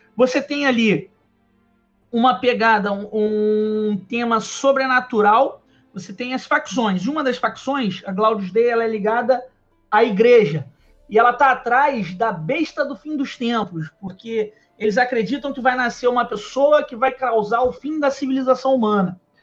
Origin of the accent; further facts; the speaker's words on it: Nova Iguaçu, Rio de Janeiro, Brazil; a gente morava em Nova Iguaçu, né? Eu ainda sou de Nova Iguaçu